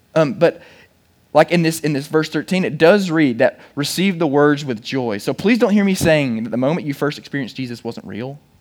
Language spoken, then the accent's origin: English; Chattanooga, Tennessee, United States; I'm from Chattanooga